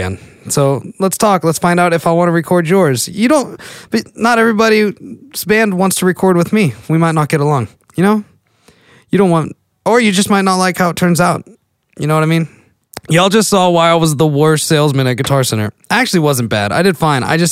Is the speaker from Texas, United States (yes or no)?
yes; McKinney, Texas, United States; now in Sherman, United States; I spent the last like 18 years growing up in McKinney